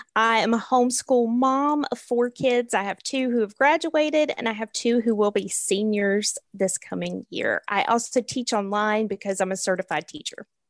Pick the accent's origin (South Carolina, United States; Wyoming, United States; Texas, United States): South Carolina, United States; Rock Hill; I am from Rock Hill, South Carolina, which is in upstate South Carolina